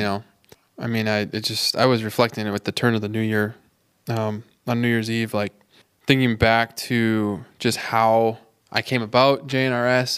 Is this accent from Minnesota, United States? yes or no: yes; Minneapolis, Minnesota, United States; moved away as an adult; now in Duluth, United States; I'm from the Twin Cities